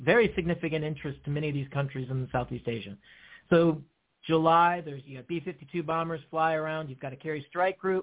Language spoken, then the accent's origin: English; Guam; moved away; in my formative years, I grew up in Guam